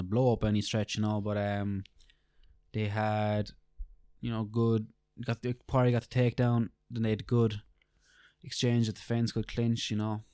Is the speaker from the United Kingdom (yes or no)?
no; Ireland; we're Irish